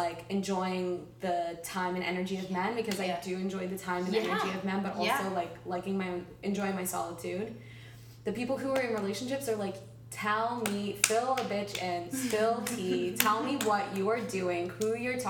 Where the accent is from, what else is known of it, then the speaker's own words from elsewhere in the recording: New York, United States; now in Los Angeles, United States; I'm originally from the New York area, military brat, but New York area, and I moved to LA about 3 years ago